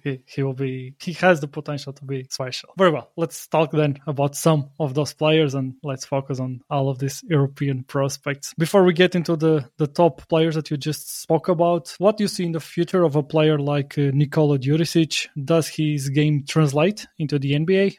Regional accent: Portugal; moved away; Despite me living abroad, I'm from Portugal

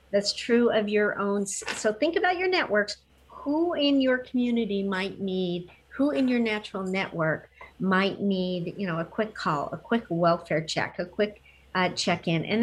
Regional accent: Fort Hood, Texas, United States; born there; I didn't. I was born in Fort Hood, Texas.

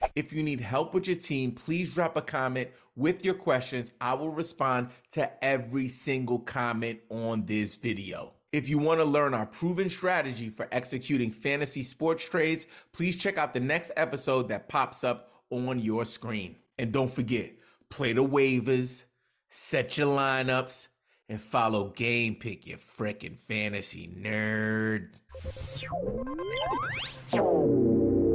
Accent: New York, United States; my hometown teams in, in New York

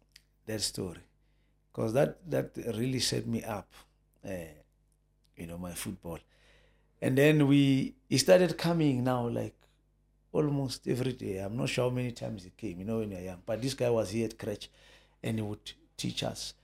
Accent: Soweto, Gauteng, South Africa; I was born in Soweto, White City, Jabavu. {S0} Okay. {S1} That's where I grew up, you know.

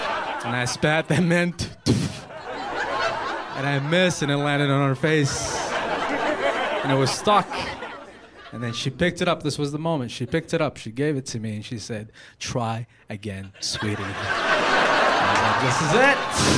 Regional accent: United States; been here for 15 years. I'm an American. Like, I know my people.

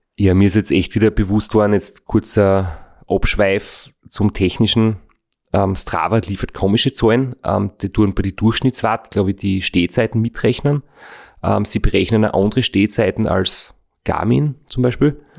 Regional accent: Austria; wir sind jetzt in Österreich geboren, leben in Österreich

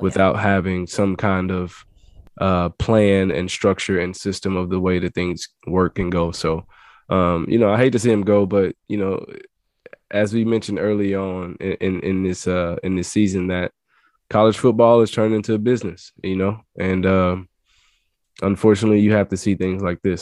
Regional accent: Louisiana, United States; I'm from Louisiana and, uh, I was recruited by Coach Dykes when he was at La Tech.

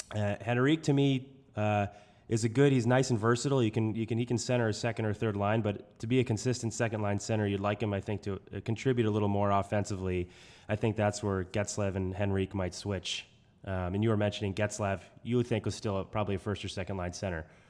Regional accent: New Hampshire, United States; accent: New Hampshire; my New Hampshire accent

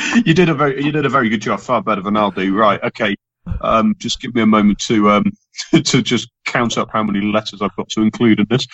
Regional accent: England, United Kingdom; I mean, as an English football fan, I grew up

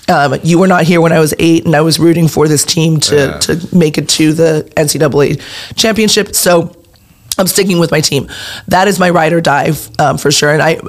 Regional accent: San Pedro, California, United States; So I actually, when I was 3, I believe we moved to San Pedro

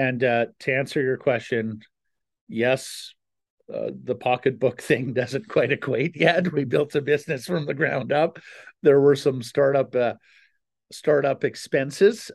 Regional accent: Canada; also born or lived in Calgary / Ottawa; now in Vancouver, Canada; I grew up in Calgary and Ottawa

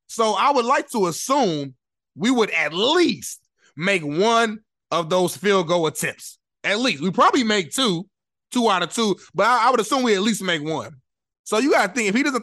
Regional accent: Indianapolis, Indiana, United States; I'm from Indianapolis, Indiana, far east side, 317, born and raised.

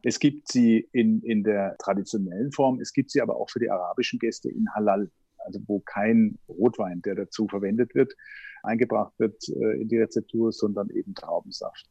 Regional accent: Herrenberg, Baden-Württemberg, Germany; moved away as an adult; now in Vienna, Austria; ich bin Schwabe, Herrenberg, das liegt unweit von Stuttgart

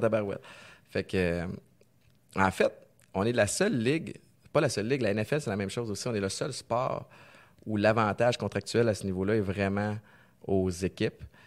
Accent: Canada; j'ai grandi au Canada

